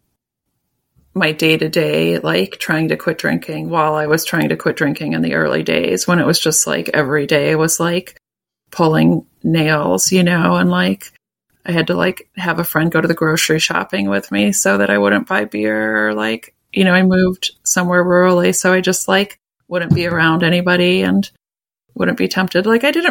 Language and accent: English; Minneapolis, Minnesota, United States; moved away; also born or lived in Vermont / rural Ohio / Pittsburgh; I grew up in Minneapolis